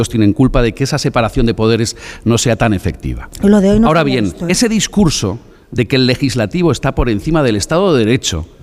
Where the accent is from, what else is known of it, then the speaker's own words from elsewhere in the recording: El Bierzo, Castile and León, Spain; del Bierzo